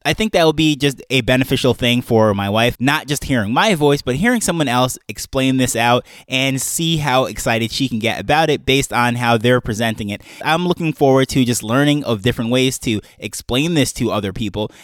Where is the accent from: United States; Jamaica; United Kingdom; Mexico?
Jamaica; we're coming from Jamaica